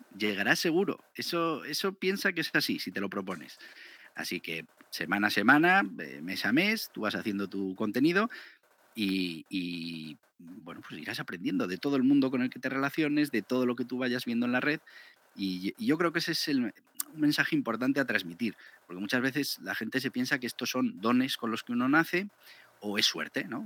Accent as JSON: {"language": "Spanish", "region": "Navarre", "country": "Spain", "said": "Yo soy de Navarra"}